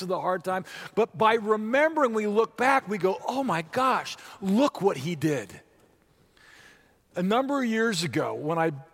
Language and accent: English; Orange County, California, United States; moved away as an adult; also born or lived in Santa Monica, California; now in Wichita, United States; the house I grew up in Orange County, California